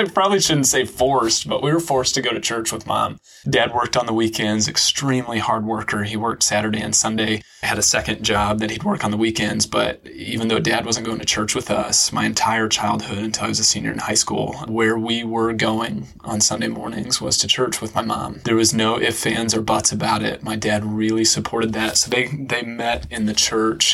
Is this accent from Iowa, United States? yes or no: yes; small town Iowa, United States; moved away as an adult; also born or lived in Chicago, Illinois; now in Indianapolis, United States; I'm actually from small town Iowa, is where I was born and raised